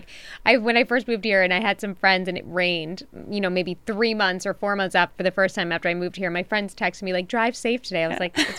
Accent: New York, United States; I'm from New York, too.

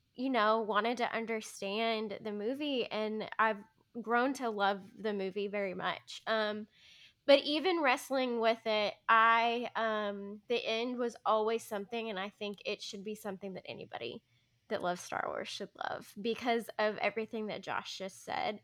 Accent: Arkansas, United States; we're from Arkansas, you know, all of us have grown up in the South.

